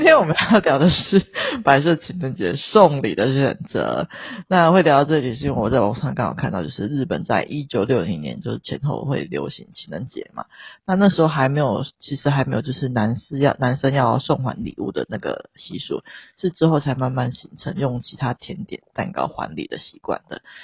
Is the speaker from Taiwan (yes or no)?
yes; Taiwan; 我们生在台湾